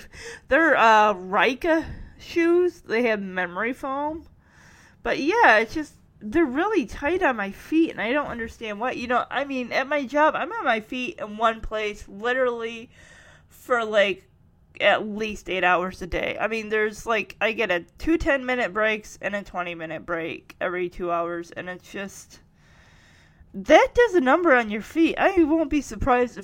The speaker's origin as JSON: {"language": "English", "town": "Lowell", "country": "United States", "tie": "born or raised there", "said": "Lowell, my hometown"}